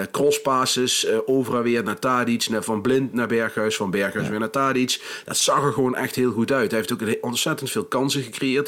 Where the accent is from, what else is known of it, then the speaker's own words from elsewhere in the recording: NEC-land, Gelderland, Netherlands; ik kom natuurlijk uit NEC-land